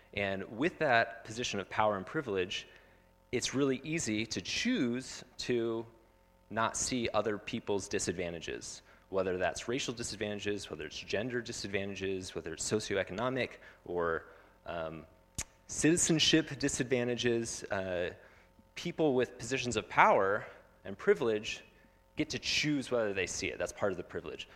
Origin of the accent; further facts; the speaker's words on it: Phoenix, Arizona, United States; I grew up in Phoenix, and I had no idea that there were refugees living next to me